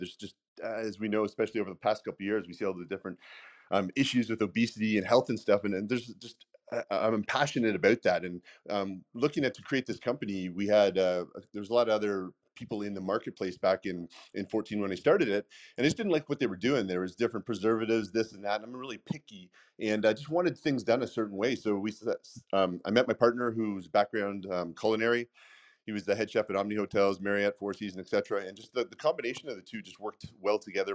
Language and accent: English; Canada; accent: Canadian; now in United States; I grew up not in the states. I grew up in Canada